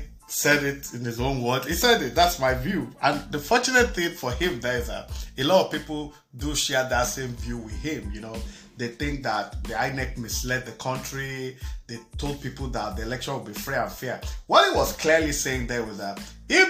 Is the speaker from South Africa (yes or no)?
no; Nigeria; now in United States; I'm Nigerian born.